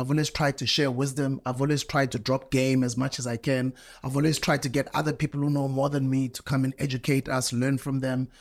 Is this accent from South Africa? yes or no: yes; South Africa; where I come from in my country, you know, South Africa